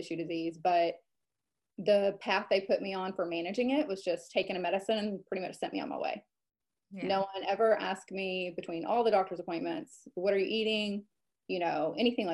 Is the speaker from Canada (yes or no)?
no; Western Kentucky, United States; also born or lived in Lexington, Kentucky / Charleston, South Carolina / Atlanta, Georgia; I am born and raised here. I moved away for, oh gosh, probably 10 to 11 years